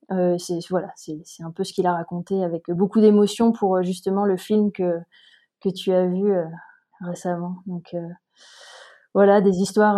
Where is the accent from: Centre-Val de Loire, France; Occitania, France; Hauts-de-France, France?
Occitania, France; Montpellier; moved away as an adult; also born or lived in Paris; now in Briançon, France; je suis originaire de Montpellier.